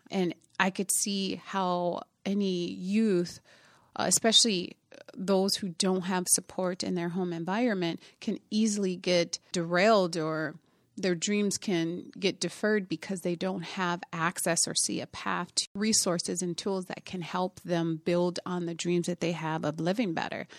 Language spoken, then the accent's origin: English; Minneapolis, Minnesota, United States; also born or lived in Indiana; I'm originally from Indiana, um, but we moved to Minnesota when I was about, I was ten years old. and I grew up here in the Twin Cities